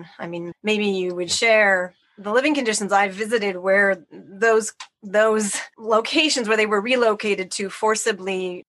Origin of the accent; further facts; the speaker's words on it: Canada; moved away as an adult; now in Japan; as a Canadian when I was so young